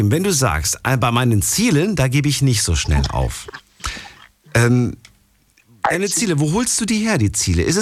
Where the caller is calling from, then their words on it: Linz am Rhein, Rhineland-Palatinate, Germany; Ich komme hier aus Linz am Rhein. Das ist zwischen Bonn und Koblenz.